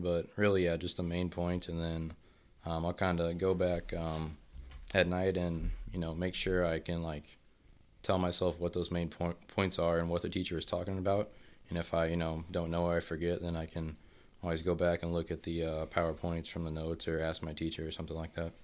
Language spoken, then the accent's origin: English; Troy, Missouri, United States; moved away; I'm from Troy, Missouri